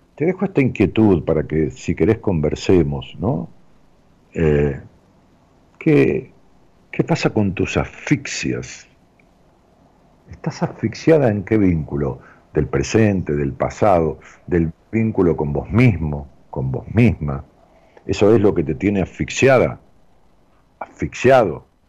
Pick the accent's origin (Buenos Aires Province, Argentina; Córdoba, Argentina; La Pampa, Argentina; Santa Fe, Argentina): Buenos Aires Province, Argentina; Ramos Mejía; moved away as an adult; now in Buenos Aires, Argentina; algo más de 50 años de vivir en, mi pueblo, allá en Ramos Mejía, en el Gran Buenos Aires.